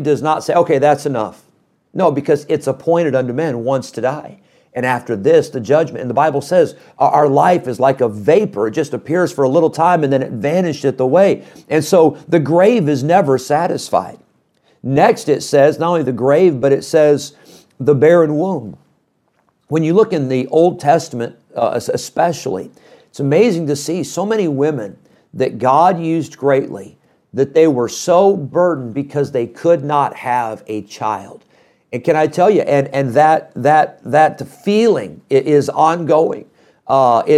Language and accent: English; Midwest, United States; growing up in the Midwest